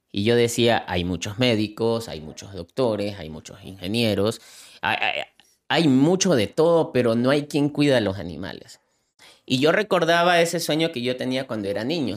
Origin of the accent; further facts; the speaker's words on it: Manta, Manabí, Ecuador; soy, soy, soy, de Ecuador